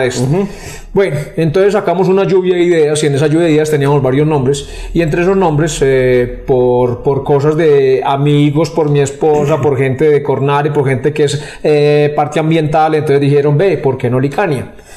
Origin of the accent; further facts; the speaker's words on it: Rionegro, Antioquia, Colombia; nosotros los que somos de Río Negro